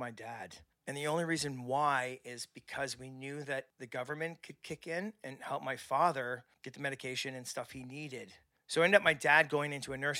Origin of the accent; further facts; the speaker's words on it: Windsor, Ontario, Canada; also born or lived in Amherstburg; grew up in Windsor, but before that, Amherstburg